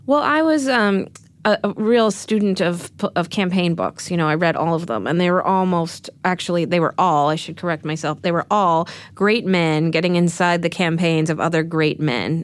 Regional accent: Texas, United States; moved away as an adult; now in New York, United States; When I was growing up in Texas

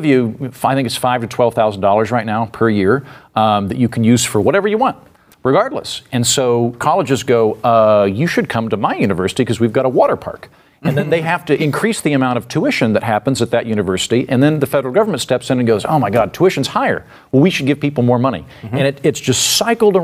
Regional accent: Oklahoma, United States; moved away; she's from my old neighborhood. We're both from Oklahoma

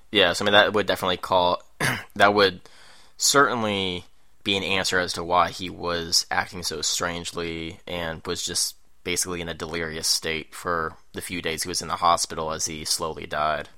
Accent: Richmond, Virginia, United States; Richmond, Virginia when he was a little kid, and, which is my hometown

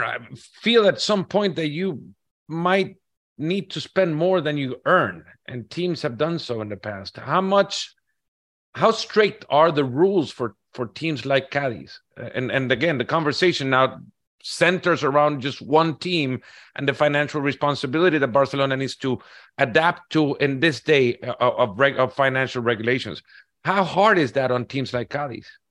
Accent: El Salvador; I'm from El Salvador

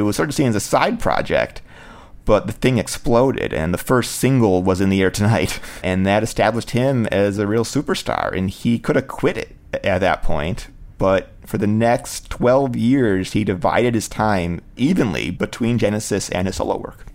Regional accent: Cleveland, Ohio, United States; Cleveland, Ohio, was my hometown

